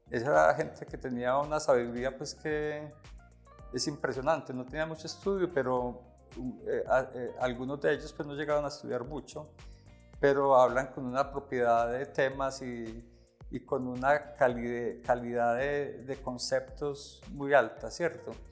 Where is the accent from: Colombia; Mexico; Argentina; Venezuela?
Colombia; Pensilvania, Caldas; nosotros pues venimos, la familia, así como el fundador de la compañía, el doctor Alirio, venimos de Pensilvania Caldas, de esa región pues incluye Arboleda, y los límites con Caldas, ¿cierto? Somos de, familias eh, cultivadoras de café, de ganado, de arrieros